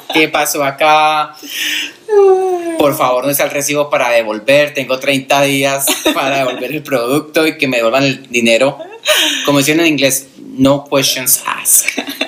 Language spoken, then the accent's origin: Spanish; Colombia; now in United States; soy colombiano, radicado en los Estados Unidos ya hace 19 años